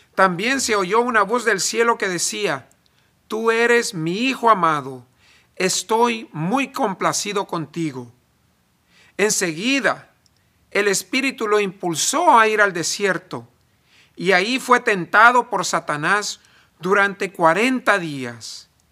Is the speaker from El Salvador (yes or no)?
yes; El Salvador; now in United States; En El Salvador yo soy muy gringo para ser salvadoreño y en Estados Unidos soy muy salvadoreño para ser gringo, ni de aquí ni de allá.